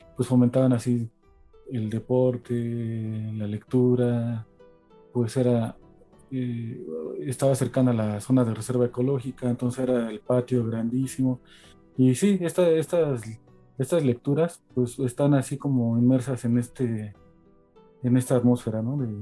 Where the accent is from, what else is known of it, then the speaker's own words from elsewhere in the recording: Mexico City, Mexico; crecí aquí en Iztapalapa, eh, cerca en el Cerro de la Estrella.